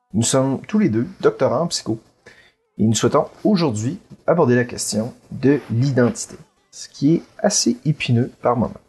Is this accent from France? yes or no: no; Quebec, Canada; je suis, par exemple, québécois